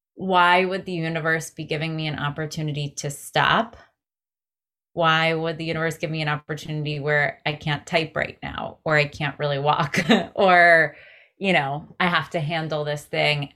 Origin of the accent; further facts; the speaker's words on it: greater New York area, United States; as a millennial growing up in the greater New York area